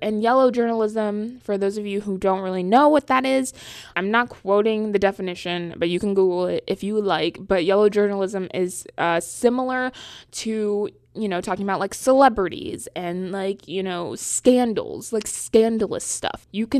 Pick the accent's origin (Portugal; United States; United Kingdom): United States; Charlotte, North Carolina; now in New York, United States; I am from Charlotte, North Carolina. Yeah, I know I don't talk like it. But I go to school in New York City area.